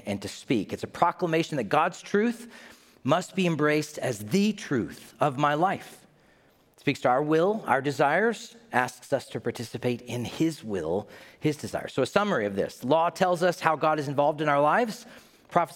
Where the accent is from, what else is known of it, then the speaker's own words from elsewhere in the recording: Knoxville, Tennessee, United States; I'm from Knoxville, Tennessee